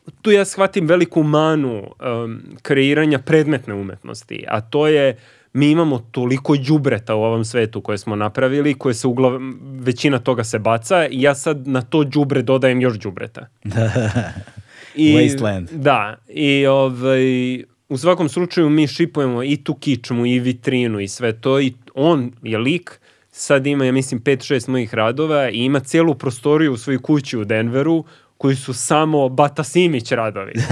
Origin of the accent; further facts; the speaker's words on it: Belgrade, Serbia; iz Beograda. Srbin!